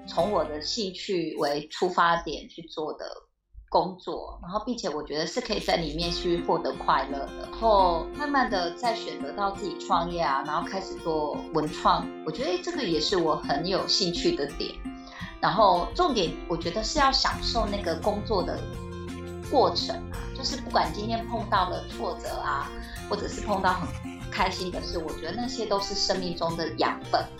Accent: Tainan, Taiwan; 身为台南人

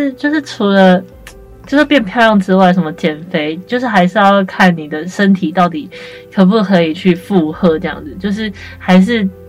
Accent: Tainan, Taiwan; 然后这段时间我就都在台南，因为我台南人，然后都留在台南

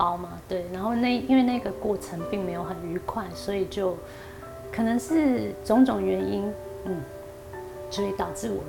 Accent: Taiwan; 只是上课大家就是不知道在就是外就是外国人，就是只有我一个台湾人，

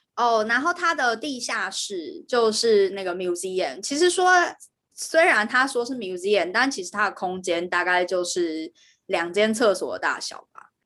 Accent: Taiwan; moved away as an adult; now in United Kingdom; 身为一个台湾人

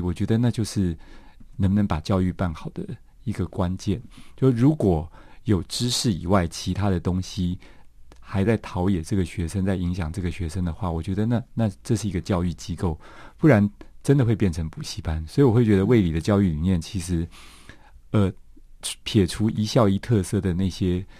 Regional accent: Taiwan; 我父亲是一九四九年来台湾的外省人，那我妈妈是 本省人

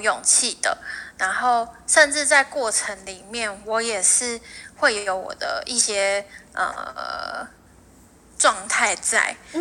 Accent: northern Taiwan, Taiwan; moved away as an adult; also born or lived in Penghu; 我其实都是一直在北部生活长大的

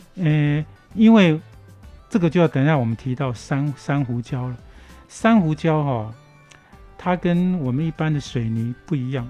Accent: Hualien, Hualien County, Taiwan; 像以花莲来讲哈，因为我从小在这边长大嗯，我今年已经六十二岁了

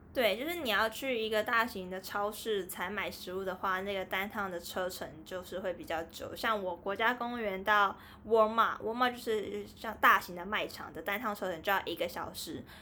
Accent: Taiwan; 我们台湾人其实应该说普遍都蛮喜欢喝水的

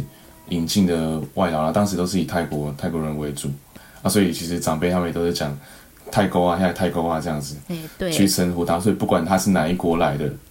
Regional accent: Guantian, Tainan, Taiwan; 对，我住在台南的关田工业区。

